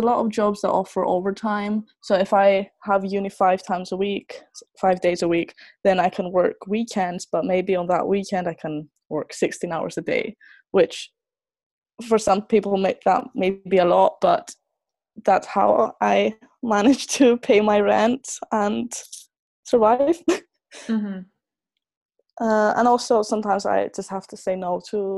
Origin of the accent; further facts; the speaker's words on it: Greece; moved away as an adult; also born or lived in Scotland / Aberdeen / Finland; because I was born there. But it was still a big step for me, because I grew up in Greece and I only went to Scotland for a few weeks every year.